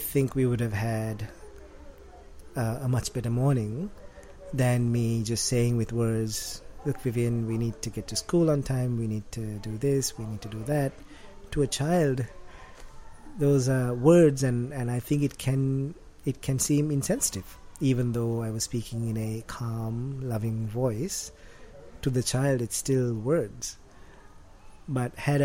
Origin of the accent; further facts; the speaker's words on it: Colombo, Western Province, Sri Lanka; moved away as an adult; also born or lived in Australia / United States; for the first 19, almost 20 years of my life, it was in Sri Lanka.